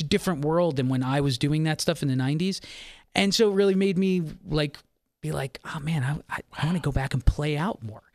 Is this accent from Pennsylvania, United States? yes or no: yes; Philadelphia, Pennsylvania, United States; I grew up in Philadelphia